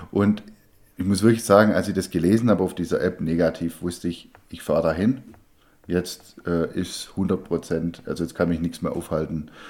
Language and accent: German; Baden-Württemberg, Germany; Ja, als Schwabe äh, kauft man keine Spätzle, sondern macht sie selber.